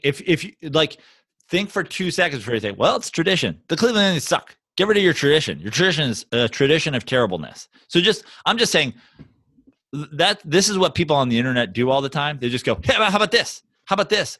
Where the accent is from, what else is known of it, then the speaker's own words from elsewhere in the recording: New York, United States; I'm from New York